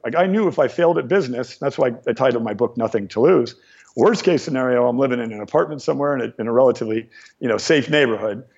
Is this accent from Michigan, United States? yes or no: no; Ventura County, California, United States; also born or lived in Torrance, California; I was born in Torrance and grew up in uh, Ventura County, which is just about 30, mi- 30 minutes outside of the heart of, uh, of, the heart of Los Angeles.